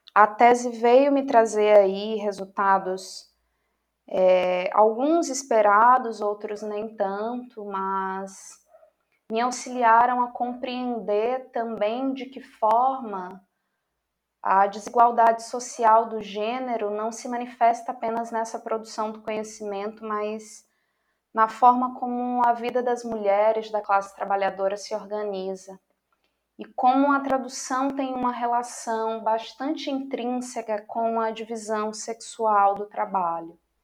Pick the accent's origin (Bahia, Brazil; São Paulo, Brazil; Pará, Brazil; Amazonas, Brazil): Bahia, Brazil; Jacobina; Universidade do Estado da Bahia, UNEB, Campus 4, Jacobina, de onde venho